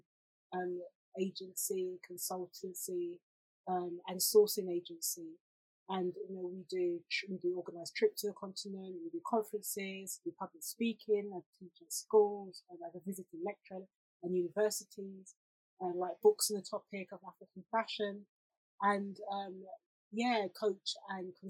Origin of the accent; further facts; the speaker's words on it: Jamaica; being a Jamaican girl